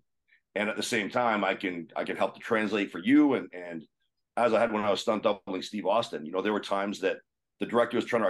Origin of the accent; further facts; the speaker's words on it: Kitchener, Ontario, Canada; moved away as an adult; also born or lived in Calgary, Alberta; Kitchener, Ontario, my hometown